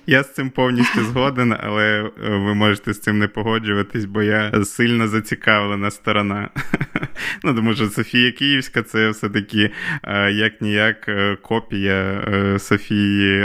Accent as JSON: {"language": "Ukrainian", "region": "Volyn Oblast", "country": "Ukraine", "tie": "born or raised there", "also_born_or_lived": "Lviv", "said": "я зараз вдома в батьків на Волині, звідки я родом"}